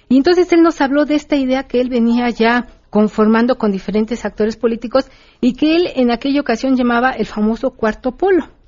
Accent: Mexico

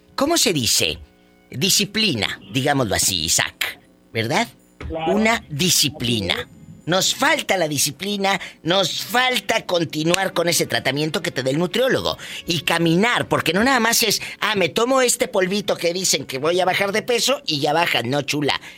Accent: Matamoros, Tamaulipas, Mexico; mi paisana de Matamoros, Tamaulipas

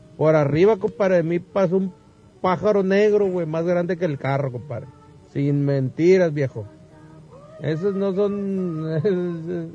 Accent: García, Nuevo León, Mexico; Nací muerto allá en Nicamole, allá en García

